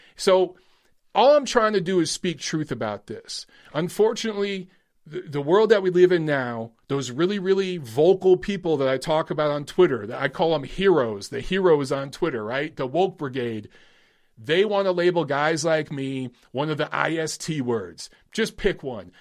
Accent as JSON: {"language": "English", "region": "Michigan", "country": "United States", "said": "I'm from Michigan"}